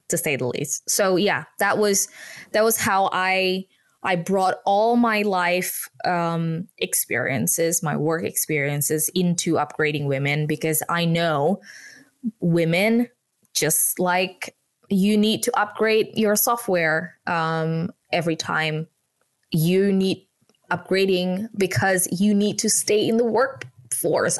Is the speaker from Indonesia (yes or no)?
yes; Indonesia; English is a second language; moved away as an adult; now in United Kingdom; I was born and bred in Indonesia